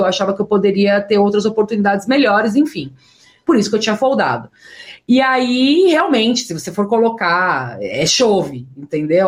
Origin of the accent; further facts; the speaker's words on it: São Paulo, Brazil; also born or lived in Las Vegas, United States; eu sou muito paulista mesmo. Sou muito aqui, tipo, São Paulo, família, minha rotina